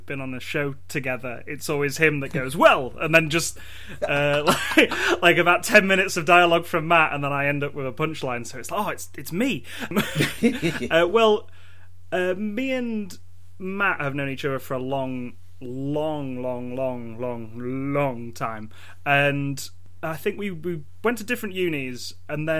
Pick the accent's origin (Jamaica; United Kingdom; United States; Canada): United Kingdom; England; I'm from England.